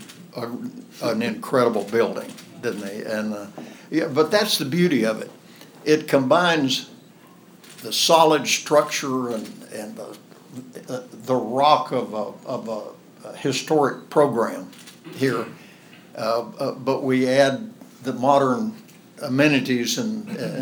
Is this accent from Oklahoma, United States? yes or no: yes; southwest Oklahoma, United States; moved away; I grew up in the Great Depression on a cotton farm in southwest Oklahoma